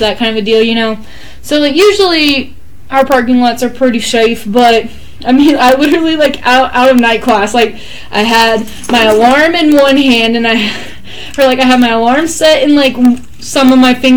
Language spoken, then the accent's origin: English; Texas, United States; I'm from Texas